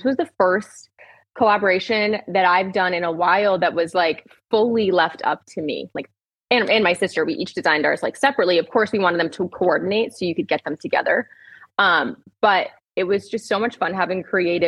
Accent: Rhode Island, United States; I'm from Rhode Island

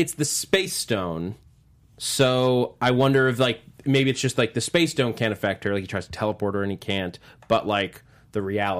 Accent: New York, United States; As a New Yorker, I don't disagree with you. However, I know that that's because I'm from New York.

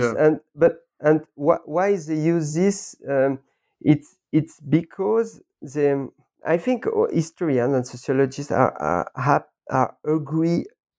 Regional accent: Lausanne, Vaud, Switzerland; I was born in Lausanne 40 years ago, and I did all my school here, comprehensive school, college.

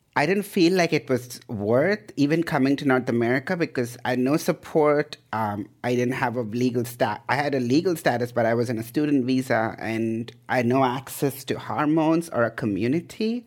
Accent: India; moved away as an adult; also born or lived in Idaho, United States / Canada; now in Bay Area, United States; I was born in India, um, in the eighties, so I'm an eighties child

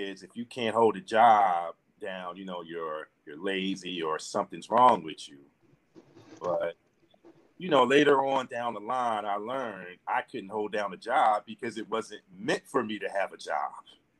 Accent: Philadelphia, Pennsylvania, United States; I'm from Philly, I was born and raised in Philly. I went to Lincoln Hall High School, after that joined the military.

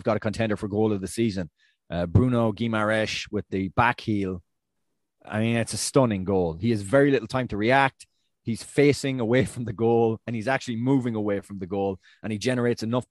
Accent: Ireland; As an Irishman

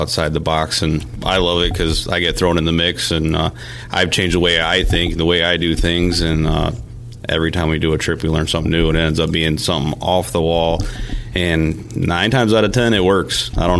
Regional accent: Michigan, United States; Typical growing up in Michigan, we had a cabin up north.

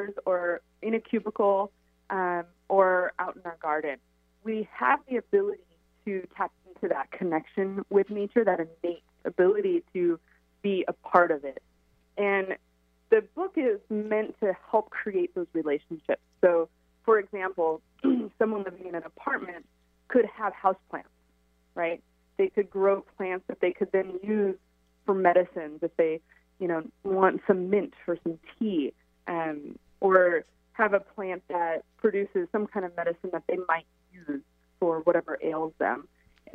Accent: Pacific Northwest, United States; I grew up here in the Pacific Northwest

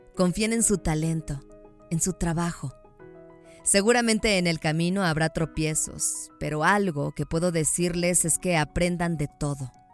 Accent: León, Guanajuato, Mexico; moved away as an adult; now in Mexico City, Mexico; Nací en la bonita ciudad de León, Guanajuato

